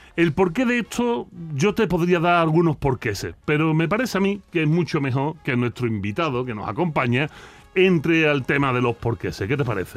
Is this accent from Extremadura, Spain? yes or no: no; Andalusia, Spain